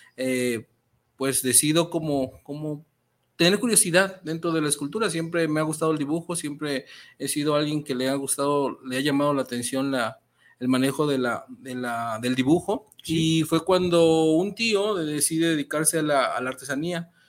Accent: Metepec, State of Mexico, Mexico; moved away; soy originario de Metepec, Estado de México, un municipio 100% artesanal

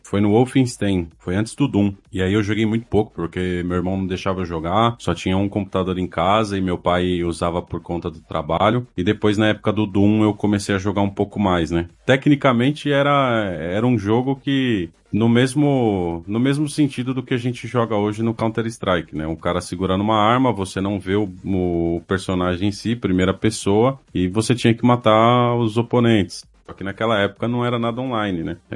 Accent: São Paulo, Brazil; Sou natural de São Paulo, da Zona Norte.

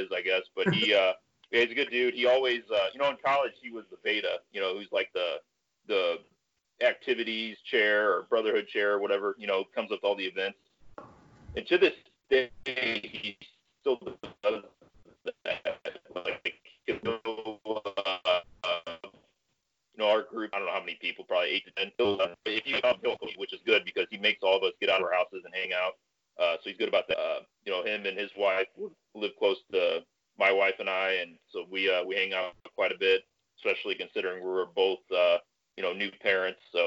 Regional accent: Columbia, Illinois, United States; now in St. Louis, United States; I grew up in Columbia, Illinois

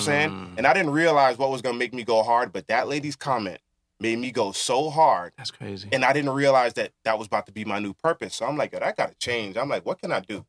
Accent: New York City, New York, United States; being born and raised in Brooklyn

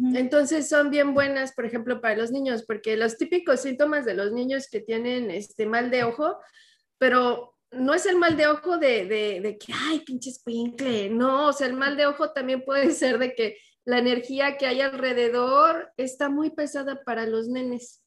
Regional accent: Mexico; moved away; cuando salimos ya de México

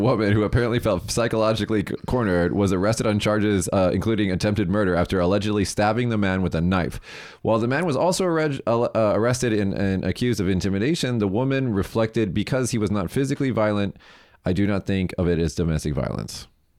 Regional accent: Las Vegas, Nevada, United States; because they all knew I'm from Vegas.

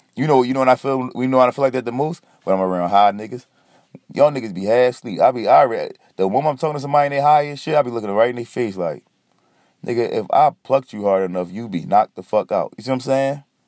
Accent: Philadelphia, Pennsylvania, United States; I'm from Philly

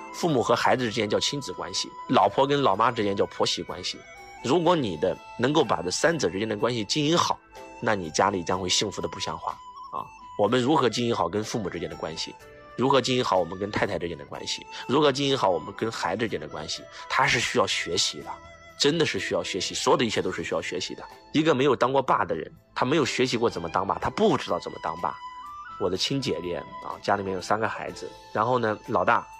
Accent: China; 我们中国人

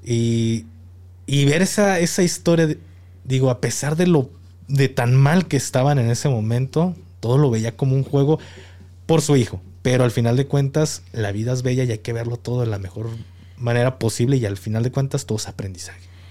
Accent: Jalisco, Mexico; moved away; also born or lived in Mexico City; he radicado en, en la Ciudad de México y ah, como, como jalisciense

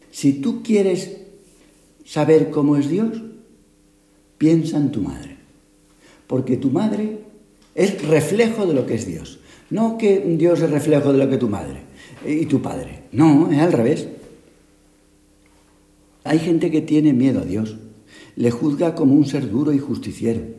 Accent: Málaga, Andalusia, Spain; Es que somos las dos de Málaga, pero lo menos parecidas.

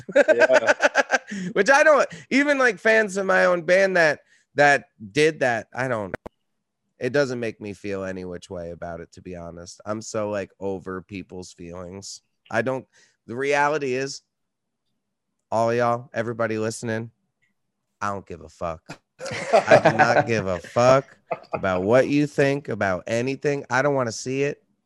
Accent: Red Hook, New York, United States; moved away as an adult; now in Brooklyn, United States; I live in Brooklyn, but I grew up in upstate New York.

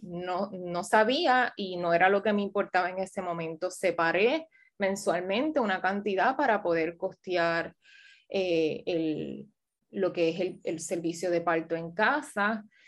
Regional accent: Ciales, Puerto Rico; also born or lived in Washington, United States; soy una puertorriqueña, criada en Ciales en gran parte de mi niñez

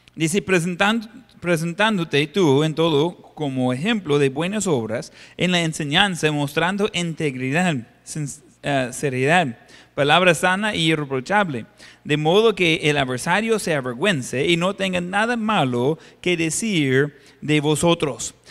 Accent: Ohio, United States; moved away; En la iglesia donde estaba creciendo en Ohio

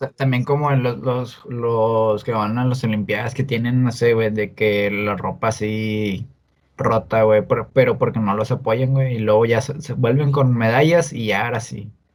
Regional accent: Monterrey, Nuevo León, Mexico; también ser regio, güey, como que esté de Monterrey, se sabe la madre, soy de Monterrey

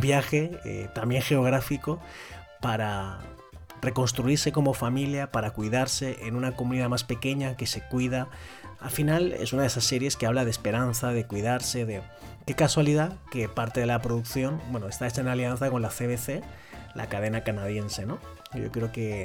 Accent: Spain; en mi país, en España

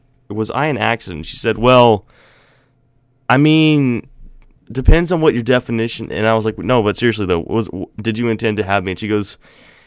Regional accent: Florida, United States; moved away; when I grew up in Florida

